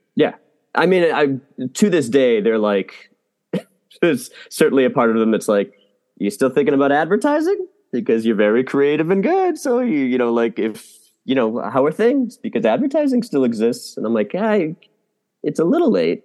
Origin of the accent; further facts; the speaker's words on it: Massachusetts, United States; moved away; I'm also from Massachusetts